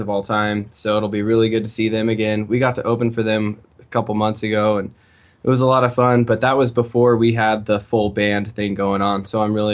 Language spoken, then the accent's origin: English; Fort Collins, Colorado, United States; now in Denver, United States; I grew up in Fort Collins, which is just 60 miles